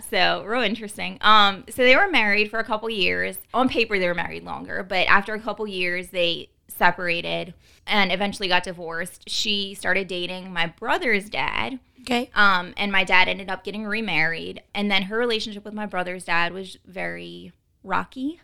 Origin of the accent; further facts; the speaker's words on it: New Orleans, Louisiana, United States; I was born and raised in New Orleans